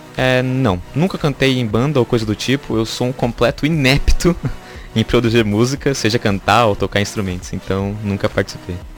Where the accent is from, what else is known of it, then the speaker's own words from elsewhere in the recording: Taboão da Serra, São Paulo, Brazil; e sou natural da cidade de Taboão da Serra